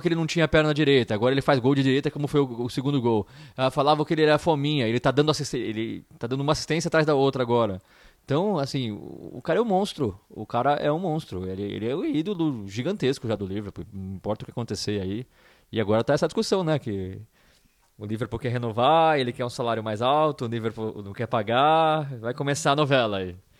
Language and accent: Portuguese; Brazil; sou do Brasil